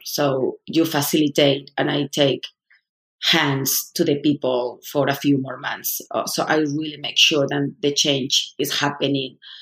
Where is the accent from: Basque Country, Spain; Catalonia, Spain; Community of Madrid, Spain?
Community of Madrid, Spain; Madrid; moved away as an adult; now in United States; I'm from Spain, I'm from Madrid, I was part of the elite